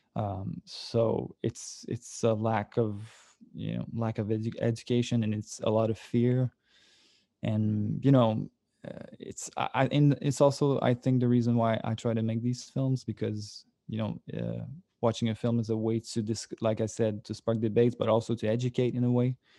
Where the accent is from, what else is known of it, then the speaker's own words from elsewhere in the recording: Sorel, Quebec, Canada; I come from Sorel, which is like a, a small town, like about an hour from Montreal